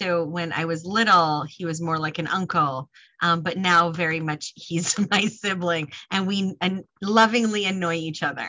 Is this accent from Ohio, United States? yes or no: no; Northern New Jersey, United States; I grew up in Northern Jersey